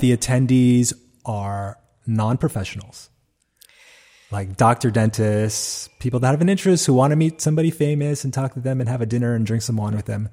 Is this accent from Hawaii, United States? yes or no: yes; Hawaii, United States; I'm from Hawaii